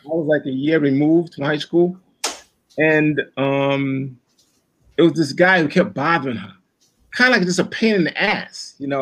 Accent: New York City, New York, United States; growing up in Brooklyn

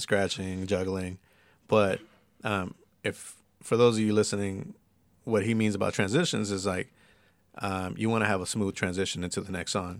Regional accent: San Bernardino, California, United States; also born or lived in East Los Angeles; I lived in San Bernardino for twelve years. I graduated high school in the I E and everything

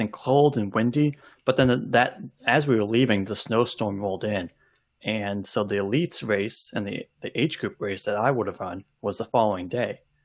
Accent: Olympia, Washington, United States; I grew up in Olympia and lived on the west side of Olympia

